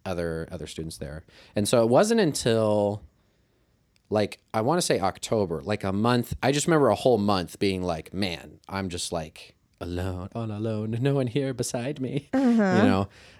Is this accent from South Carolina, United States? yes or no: no; Kirksville, Missouri, United States; I'm from Kirksville. So yes. I've been around Truman since eighth grade.